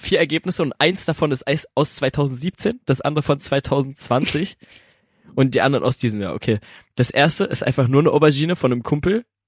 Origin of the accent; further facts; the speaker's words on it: Germany; wir sind Deutsche